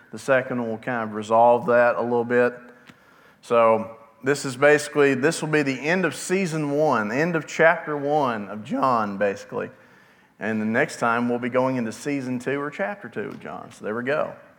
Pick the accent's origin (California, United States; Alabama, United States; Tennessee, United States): Alabama, United States; Altoona; also born or lived in Rainbow City, Alabama; now in Southside, United States; I grew up in Altoona, towards the western edge of Etowah County, way out in the middle of nowhere